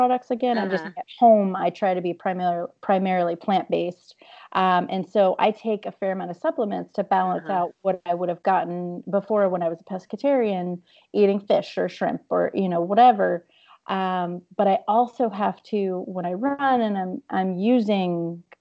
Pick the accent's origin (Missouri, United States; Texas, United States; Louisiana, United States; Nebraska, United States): Louisiana, United States; I'm also from Louisiana